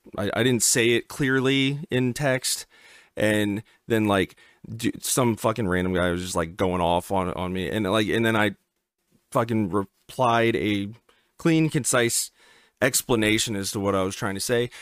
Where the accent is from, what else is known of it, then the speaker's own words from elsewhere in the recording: Pennsylvania, United States; now in Virginia, United States; where I was born in Pennsylvania